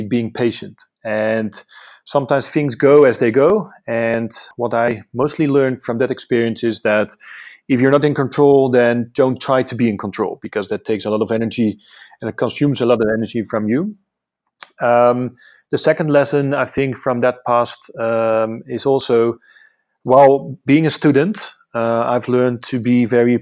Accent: Amsterdam, North Holland, Netherlands; moved away as an adult; now in South Africa; originally I'm from Amsterdam. I migrated to South Africa for almost 4 years ago.

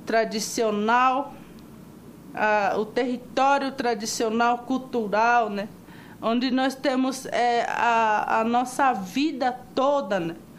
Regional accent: Mato Grosso do Sul, Brazil; Sou de Mato Grosso do Sul

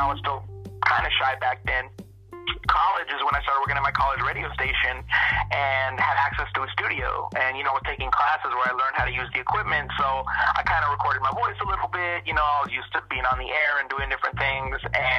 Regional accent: Long Beach, California, United States; Growing up in Long Beach, California, I was surrounded by it

